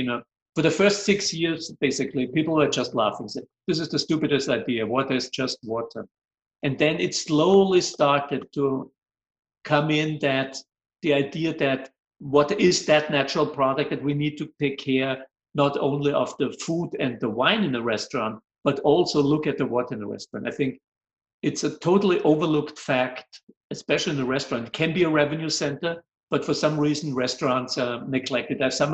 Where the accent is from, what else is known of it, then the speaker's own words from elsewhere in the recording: Vienna, Austria; English is a second language; moved away; I'm originally from Austria, Vienna